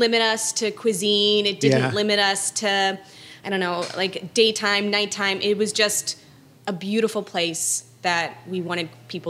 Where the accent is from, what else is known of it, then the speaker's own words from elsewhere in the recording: Westminster, Maryland, United States; moved away as an adult; Born and raised outside of Baltimore.